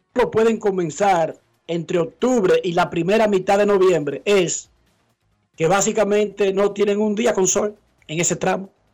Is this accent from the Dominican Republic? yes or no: yes; Herrera, Distrito Nacional, Dominican Republic; moved away; salí de Herrera Dionisio